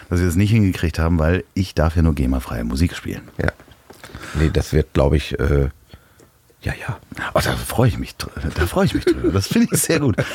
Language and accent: German; Osterrönfeld, Schleswig-Holstein, Germany; moved away; also born or lived in Hamburg; ich komme ja nicht direkt aus Rendsburg, ich komme aus Osterrönfeld, wo ich auch geboren wurde. Das ist doch da am Kanal